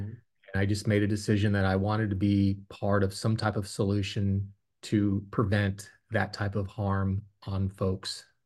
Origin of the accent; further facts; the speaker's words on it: Fort Belvoir, Virginia, United States; also born or lived in Stuttgart, Germany; we moved back to Fort Belvoir, Virginia